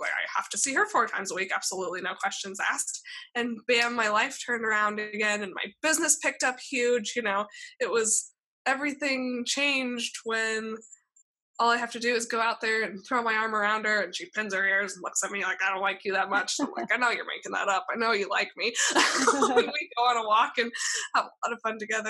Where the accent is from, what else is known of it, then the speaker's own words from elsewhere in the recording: Alaska, United States; now in California, United States; growing up in Alaska